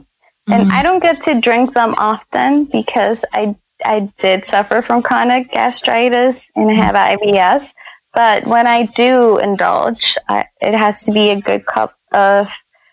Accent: New Orleans, Louisiana, United States; I grew up in New Orleans

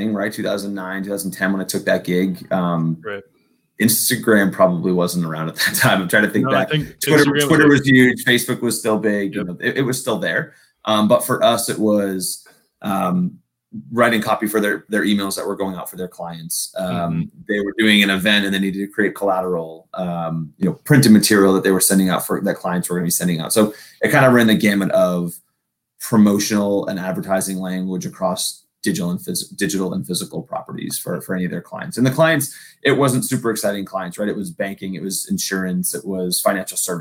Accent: New England, United States; moved away as an adult; now in West Coast, United States; born and raised on the East Coast up in New England, and then moved out here to head up marketing for Legends.

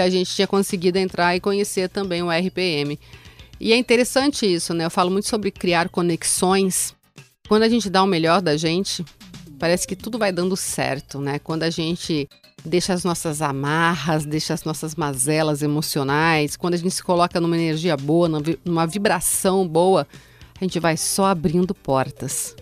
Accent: Mogi Mirim, São Paulo, Brazil; quando eu era adolescente ainda, eu sempre gostei muito de show. Show de rock. E esse foi um show do …, lá na minha cidade, em Mogi Mirim

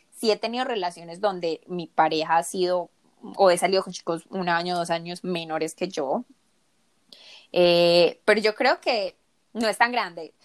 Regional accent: Colombia; also born or lived in South Korea; yo me crié en Colombia, en un ambiente muy latino

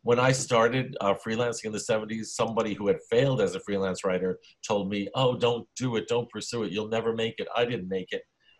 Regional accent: New York City, New York, United States; also born or lived in Lower East Side, Manhattan; I was born in the Lower East Side, but when I was a kid, a little 1.5 years old, my parents and I moved to Bensonhurst, Brooklyn. Mm-hmm. Grew up there, old school Italian-American macho neighborhood.

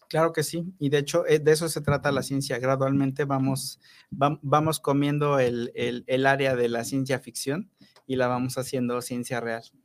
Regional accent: Papantla, Veracruz, Mexico; moved away as an adult; also born or lived in Mexico City; now in Morelos, Mexico; yo soy de Veracruz, yo soy de Papantla, Veracruz, es un lugar muy pequeño

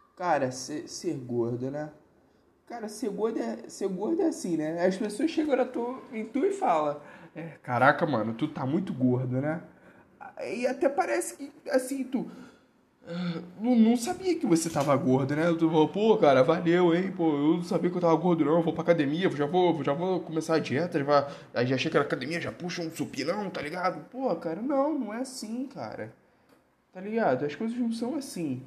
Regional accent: Rio, Rio de Janeiro, Brazil; eu não sou de São Paulo, eu sou do Rio

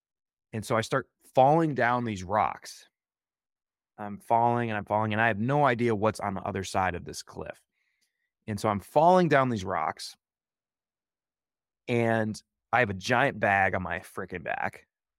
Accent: Midwest, United States; now in Oregon, United States; when I first moved to Oregon, this type of terrain really captured my imagination. I loved it because I came from the Midwest.

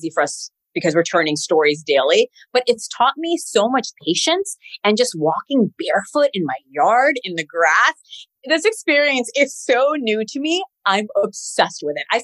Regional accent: Queens, New York, United States; I'm from Queens, New York.

